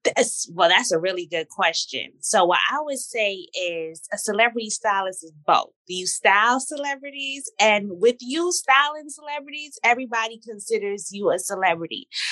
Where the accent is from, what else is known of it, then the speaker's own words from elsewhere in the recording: New York City, New York, United States; also born or lived in Torrance, California; I was raised in Brooklyn since I'm 10 months